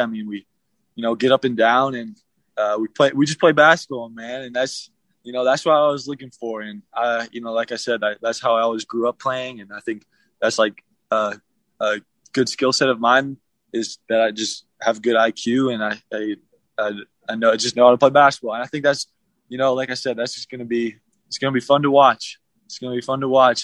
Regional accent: Midwest, United States; moved away as an adult; now in Utah, United States; I'm from the Midwest

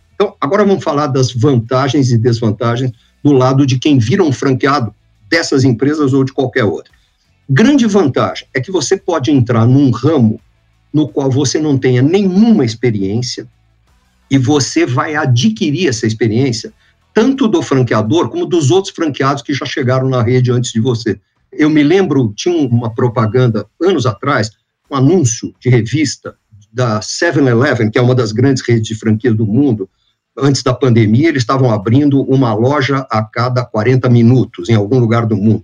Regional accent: Santos, São Paulo, Brazil; also born or lived in New York, United States; eu era um garoto de praia, eu nasci em Santos, aqui no estado de São Paulo, né, no litoral. eu era um rato de praia

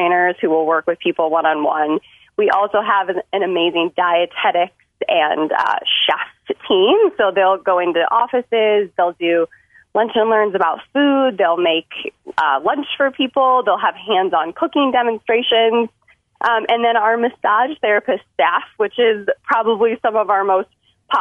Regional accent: Detroit, Michigan, United States; now in Chicago, United States; my hometown of Detroit, Michigan. I did grow up in the suburbs

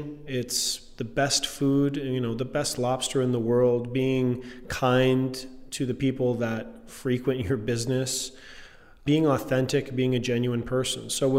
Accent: Maine, United States; And growing up in Maine, it wasn't fancy or fussy.

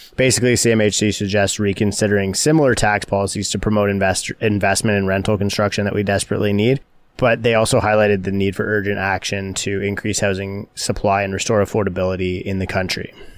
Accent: Canada; as a Canadian

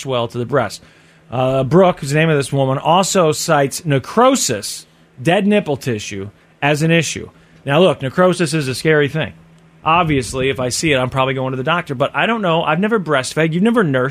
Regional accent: Kansas City, United States; my hometown

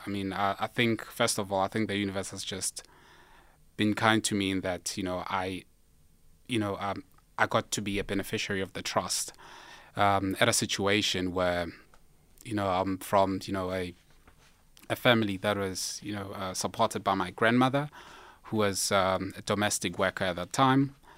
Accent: Limpopo, South Africa; I'm from Limpopo

